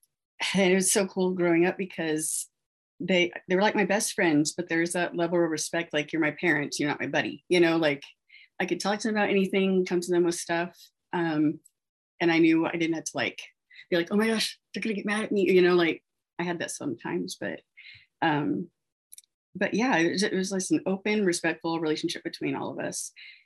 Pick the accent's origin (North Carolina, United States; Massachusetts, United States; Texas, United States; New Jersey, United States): Texas, United States; born there; I was born in 85 in Texas to pretty much newly married parents.